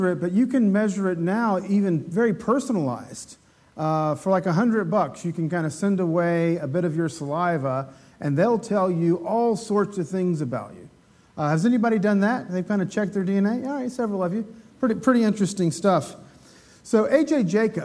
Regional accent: Appalachia, United States; I'm an Appalachian American

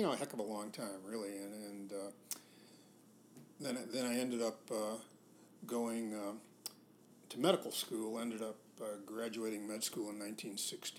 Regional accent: Chicago, Illinois, United States; I grew up in Chicago

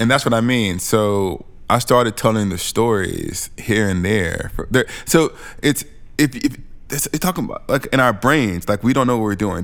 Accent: Alabama, United States; moved away as an adult; also born or lived in St Andrews, Scotland; I'm a black Southerner. I'm from Alabama, and I know what Alabama looks like, feels like

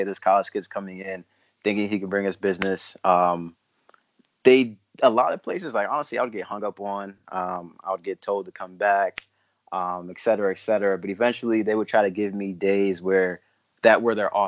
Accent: East Hartford, Connecticut, United States; moved away as an adult; also born or lived in Newport, Rhode Island / Ghana (ancestry); I grew up in East Hartford, actually went to school with Felix

